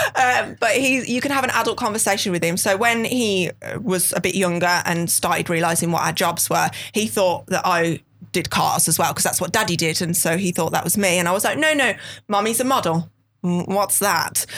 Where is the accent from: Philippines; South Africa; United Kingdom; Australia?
United Kingdom; Birmingham, West Midlands; accent: thick Birmingham; I'm from Birmingham, and I do have a Birmingham accent